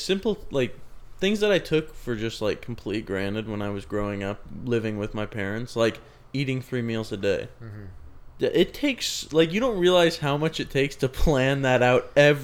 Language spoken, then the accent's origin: English; Sacramento, California, United States; moved away as an adult; now in Chico, United States; I'm from Sac